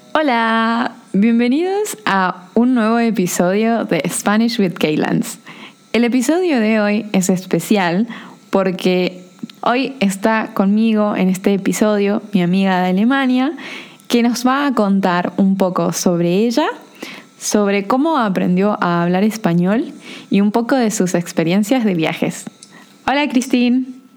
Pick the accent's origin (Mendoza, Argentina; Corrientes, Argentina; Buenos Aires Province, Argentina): Corrientes, Argentina; yo soy de Corrientes